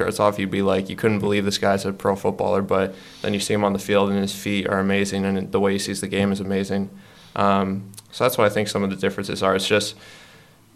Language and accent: English; Canton, Massachusetts, United States; I grew up in Canton, Massachusetts